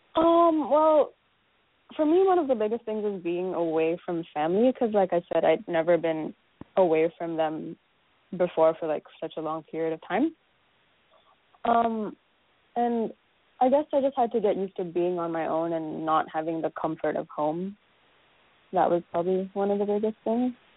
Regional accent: Malaysia; moved away as an adult; now in United States; I came directly from Malaysia

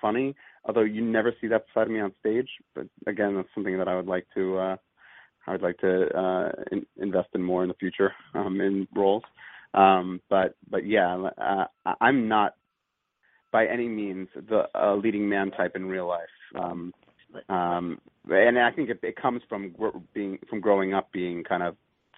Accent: Wallingford, Pennsylvania, United States; Wallingford, Pennsylvania, which is right outside of Philadelphia and near Swarthmore.

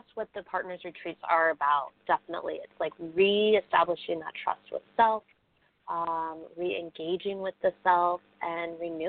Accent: Bali, Indonesia; also born or lived in United States; Because I grew up there. So while I am American born, my family moved over there when I was young. So I grew up there. So I've got a lot of connections to Bali

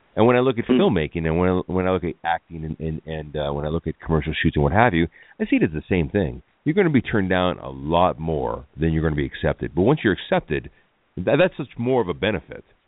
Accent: Los Angeles, California, United States; growing up in Hollywood

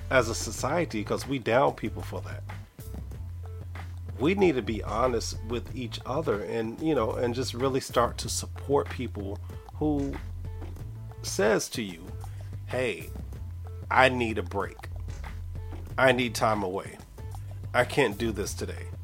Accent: Raleigh, North Carolina, United States; I'm your host from Raleigh, North Carolina.

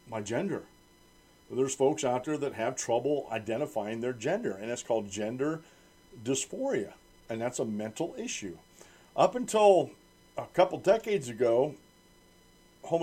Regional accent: United States; I'm a native-born American. I'm an American. I was born in America

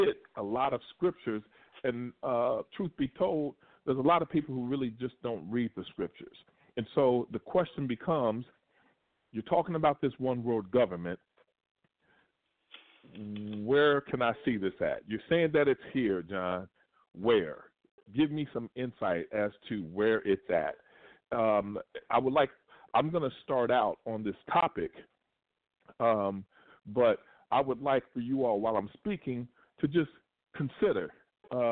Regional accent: Kentucky, United States; moved away; when I was in Kentucky, which is my hometown

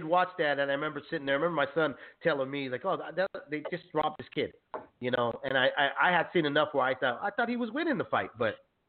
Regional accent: San Jose, California, United States; Salinas is so close to where I was born and raised from, San Jose, yeah, California

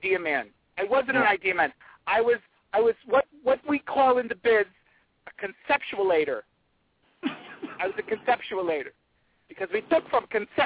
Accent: North Providence, Rhode Island, United States; Originally from North Providence, Rhode Island. Little tiny little town, North Providence, Rhode Island.

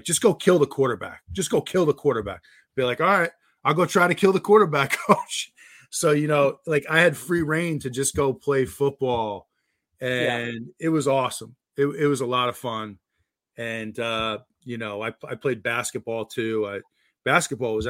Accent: New Jersey, United States; moved away; growing up in New Jersey

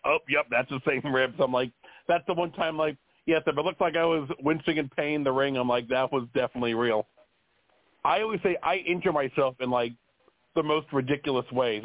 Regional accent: Florida, United States; now in North Carolina, United States; I'm originally from Florida

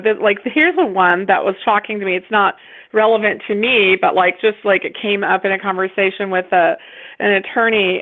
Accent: West Virginia, United States; close to my home state of West Virginia. And so I realized, like, oh my gosh, like those are my people. Like, that's, you know, that's where I'm from, really.

